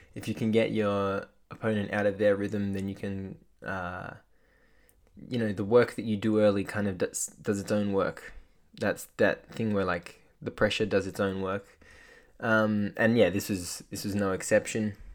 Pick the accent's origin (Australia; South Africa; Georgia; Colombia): Australia; as an Australian basketball fan